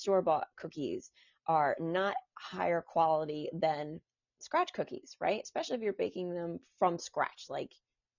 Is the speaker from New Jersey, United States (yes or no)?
yes; New Jersey, United States; I'm from New Jersey. I'm from a small town in New Jersey with one traffic light